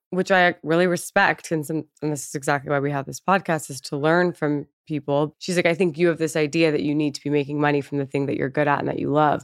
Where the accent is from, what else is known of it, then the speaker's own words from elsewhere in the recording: Canada; now in United States; I'm also Canadian